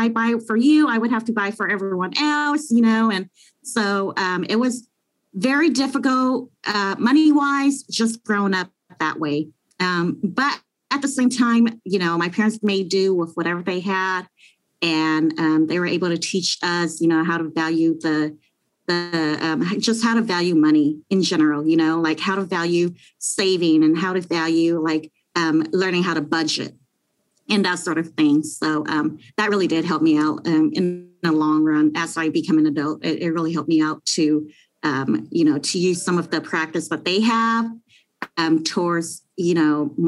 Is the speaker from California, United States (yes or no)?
yes; Long Beach, California, United States; I grew up in the hood, you know. I grew up in Long Beach, and we weren't really fortunate